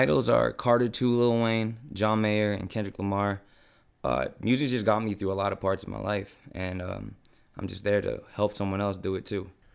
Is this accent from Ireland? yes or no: no; Philippines; now in San Diego, United States; I'm a Filipino rapper